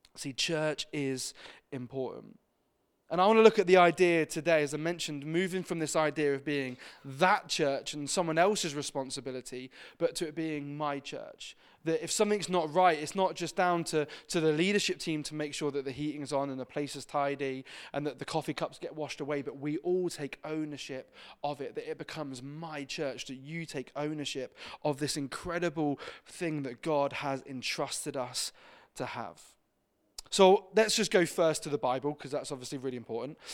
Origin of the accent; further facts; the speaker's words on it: Exeter, South West England, United Kingdom; I grew up in Exeter and Devon.